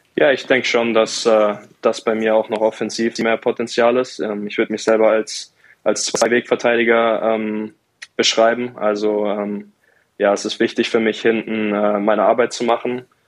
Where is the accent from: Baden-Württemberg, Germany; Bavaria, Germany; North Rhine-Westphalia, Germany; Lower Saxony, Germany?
Baden-Württemberg, Germany; Mannheim; moved away as an adult; now in Bremerhaven, Germany; mein Elternhaus in, in Mannheim, wo ich aufgewachsen bin